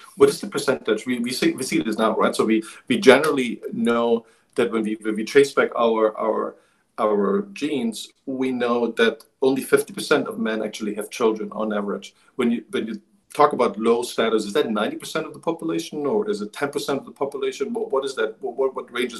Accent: eastern Germany, Germany; moved away; I grew up in Eastern Germany, on the other side of the wall

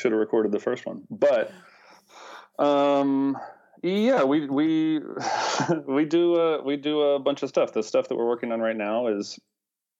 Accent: Gallatin, Tennessee, United States; I'm a Tennessee native, grew up on a cow farm in Gallatin, Tennessee

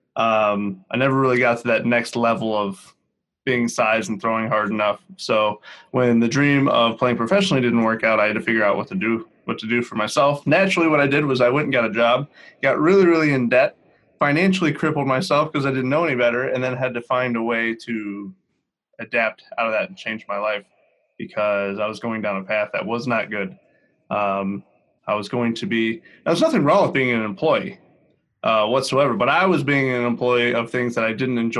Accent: Northeast Ohio, United States; I am from Northeast Ohio.

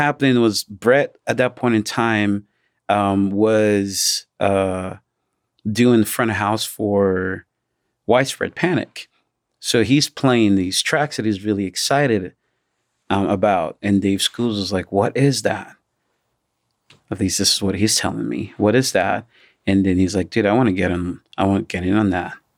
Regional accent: Nigeria; now in United States; as a Nigerian, I do have so many family members who couldn't work because of the pandemic.

